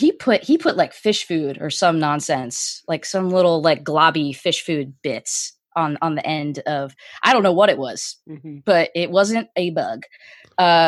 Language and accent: English; Miami, Florida, United States; I am from Miami, Florida